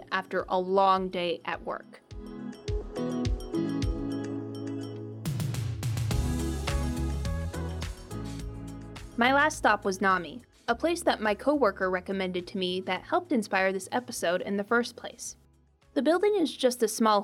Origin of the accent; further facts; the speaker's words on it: Midwest, United States; As a Midwesterner